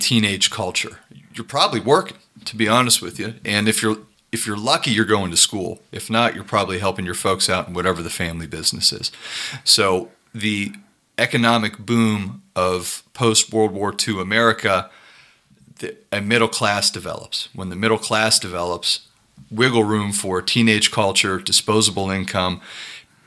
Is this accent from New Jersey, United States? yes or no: no; Youngstown, Ohio, United States; where I grew up in Youngstown